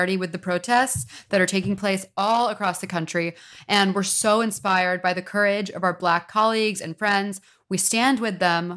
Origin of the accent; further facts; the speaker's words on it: Texas, United States; moved away; Coming from Texas